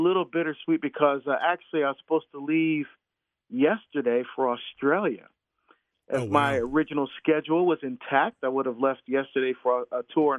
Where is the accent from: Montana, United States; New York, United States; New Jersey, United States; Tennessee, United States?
New Jersey, United States; moved away; my home state of New Jersey.